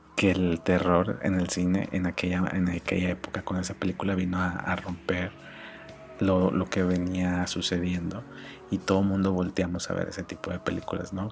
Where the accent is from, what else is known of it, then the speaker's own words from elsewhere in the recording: Mexico; como mexicanos